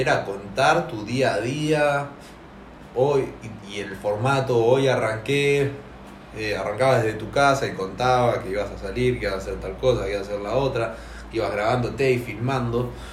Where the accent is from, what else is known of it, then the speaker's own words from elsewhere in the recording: Argentina; somos argentinos